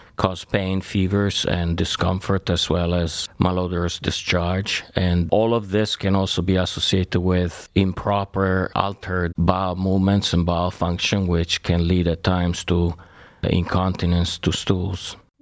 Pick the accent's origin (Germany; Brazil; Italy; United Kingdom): Italy; moved away as an adult; now in United States; I was born in Italy and I went to medical school there.